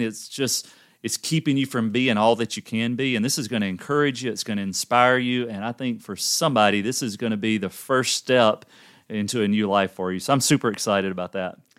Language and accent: English; the South, United States; I'm from the South and grew up in a family.